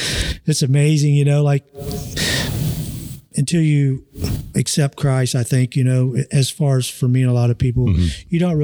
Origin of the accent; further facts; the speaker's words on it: Hamilton, Ohio, United States; I'm originally from Hamilton. Okay. My parents are from Hamilton and went to Fairfield, you know, but I lived in Fairfield Township, still called basically Hamilton, you know, the zip code and whatnot. But grew up there pretty much my entire life, and just happened to move out here.